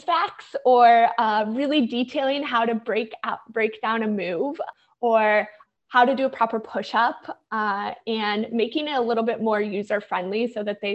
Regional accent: St. Louis, Missouri, United States; moved away as an adult; also born or lived in New York; I grew up in St. Louis, the middle of the United States, and had started my career there

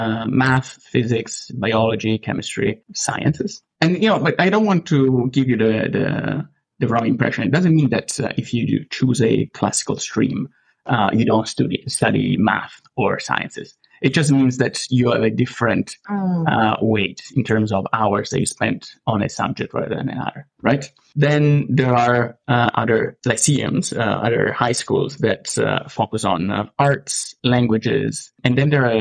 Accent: Rome, Lazio, Italy; English is a second language; moved away as an adult; now in Canada; I'm from Italy originally. I was born in Rome, and I grew up and lived most of my life in Rome.

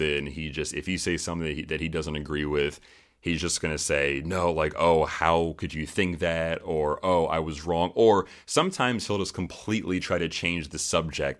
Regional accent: United States; Being an American

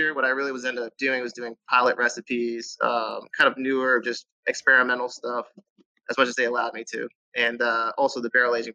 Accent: New Jersey, United States; moved away as an adult; also born or lived in Philadelphia / Boulder, Colorado; now in Silver Spring, Maryland, United States; I was from North Jersey

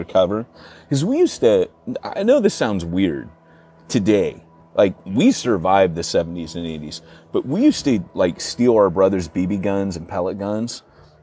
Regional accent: United Kingdom; moved away; as we would say in Britain

